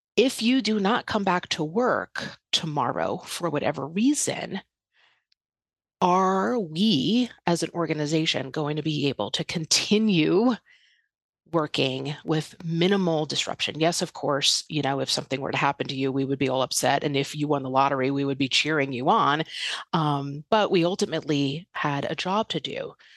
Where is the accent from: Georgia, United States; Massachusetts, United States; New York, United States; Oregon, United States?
New York, United States; outside New York City, United States; moved away as an adult; also born or lived in Los Angeles; I was born and raised outside New York City